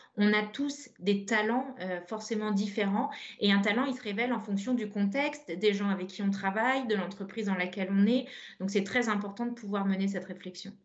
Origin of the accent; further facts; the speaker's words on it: Brittany, France; pour nous bretonnes